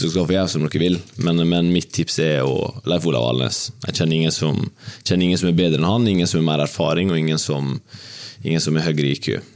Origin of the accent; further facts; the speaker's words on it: Ulsteinvik, Møre og Romsdal, Norway; moved away as an adult; Jeg var jo eh, lenge i klubben min Dimna hjemme i Ulsteinvik. Det var jo der jeg vokste opp